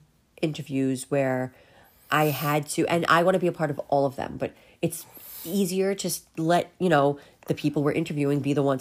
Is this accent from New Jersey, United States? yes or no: no; New York, United States; I grew up in New York